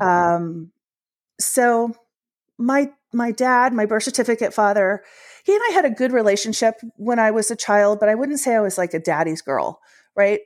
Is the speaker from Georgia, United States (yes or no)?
no; Washington, District of Columbia, United States; also born or lived in Ohio; I was born in Ohio, although when I was little, we moved to Washington, D C, which is my hometown